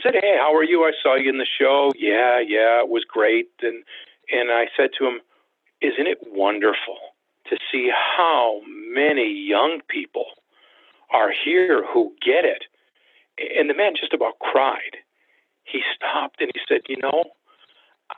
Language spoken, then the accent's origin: English; United States; I'm an American